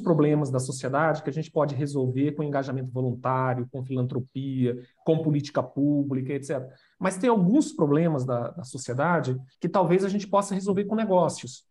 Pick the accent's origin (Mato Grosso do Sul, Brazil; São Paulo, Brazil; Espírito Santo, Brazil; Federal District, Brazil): Mato Grosso do Sul, Brazil; Itaporã; born or raised there